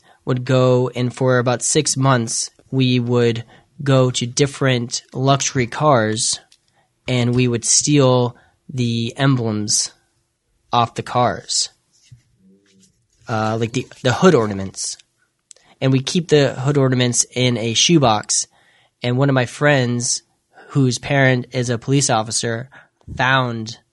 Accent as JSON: {"language": "English", "town": "Lexington", "region": "Massachusetts", "country": "United States", "tie": "born or raised there", "said": "I grew up in Lexington, Massachusetts"}